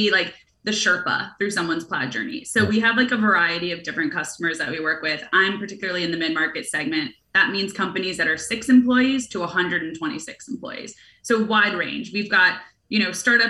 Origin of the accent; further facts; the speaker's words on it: New York City, New York, United States; also born or lived in San Francisco; I was born in New York. My family's here. My friends are here